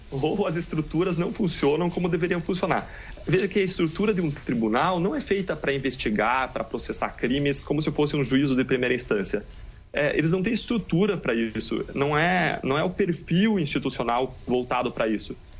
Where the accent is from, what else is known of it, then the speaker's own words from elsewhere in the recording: Brazil; nós como brasileiros